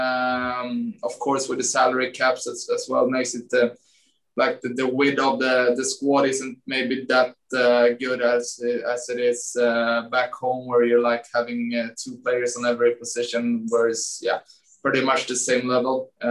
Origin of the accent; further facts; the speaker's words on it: Sweden; English is a second language; moved away as an adult; also born or lived in Åtvidaberg, Sweden / Malmö, Sweden; now in New York, United States; I grew up in Groshin